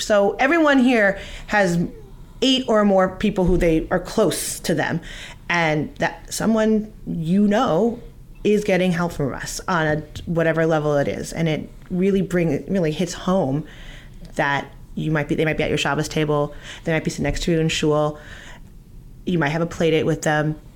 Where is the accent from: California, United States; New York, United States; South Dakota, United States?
California, United States; now in Fair Lawn, United States; We're both from California.